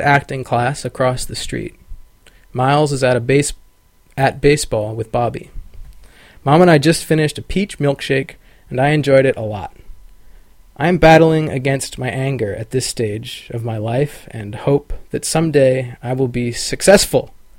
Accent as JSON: {"language": "English", "town": "Sacramento", "region": "California", "country": "United States", "tie": "born or raised there", "also_born_or_lived": "Buffalo, New York / Carmichael, California", "said": "I'm really from Sacramento. I grew up here"}